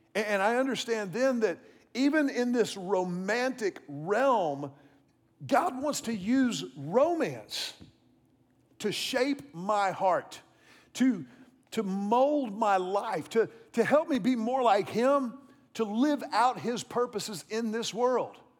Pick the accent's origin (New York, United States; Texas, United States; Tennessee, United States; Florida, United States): Texas, United States; Houston; I was about sixteen years old. I was growing up in Houston